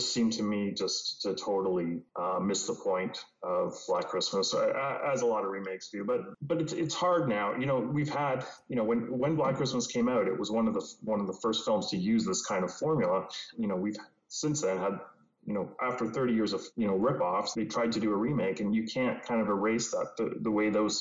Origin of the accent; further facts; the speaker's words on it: Canada; as a Canadian